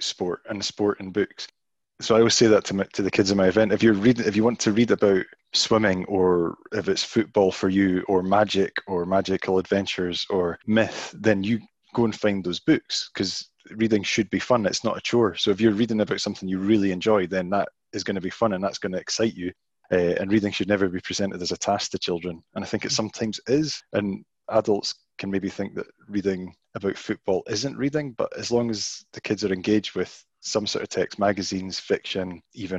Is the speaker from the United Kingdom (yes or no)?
yes; Penicuik, Scotland, United Kingdom; as someone growing up in Pennycook in Midlothian, which is a sort of former mining town